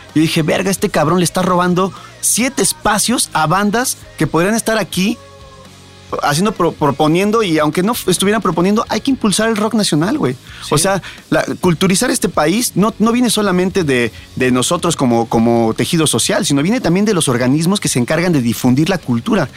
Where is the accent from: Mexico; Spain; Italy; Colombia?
Mexico; Mexico City; yo soy de Tepito